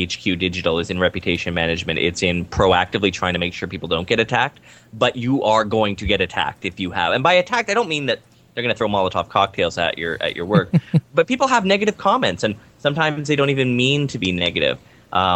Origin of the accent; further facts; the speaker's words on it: Vancouver, British Columbia, Canada; I'm from Vancouver, Canada.